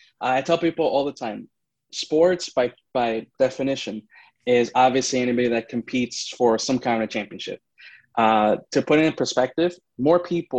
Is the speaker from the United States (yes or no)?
yes; New York, United States; And then, like, obviously, since I'm a New Yorker, like, I would rank my top 2 teams, like, the Rangers, the Islanders